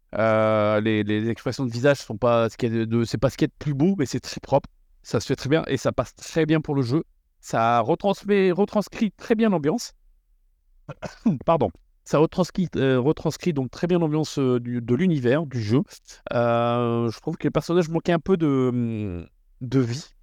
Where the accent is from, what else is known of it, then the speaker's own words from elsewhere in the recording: the North, northern France, France; on est du Nord, donc on dit wagon